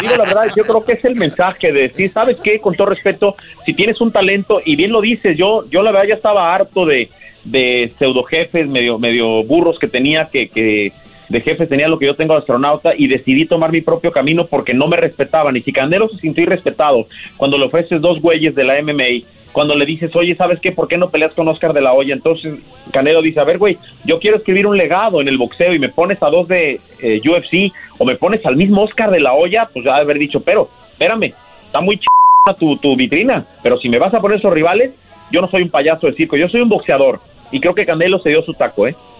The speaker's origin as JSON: {"language": "Spanish", "country": "Mexico", "said": "como mexicano"}